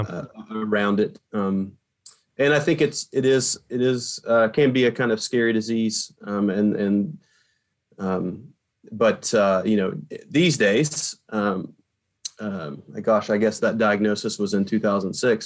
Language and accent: English; Appalachian area, Eastern Kentucky, United States; also born or lived in Virginia; now in New York, United States; I grew up in Eastern Kentucky. Mm-hmm. So I grew up in the Appalachian area of Kentucky